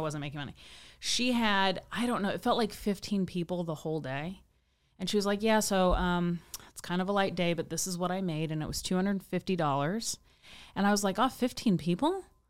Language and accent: English; Midwest, United States; moved away as an adult; also born or lived in Kansas City; now in Los Angeles, United States; I'm from the Midwest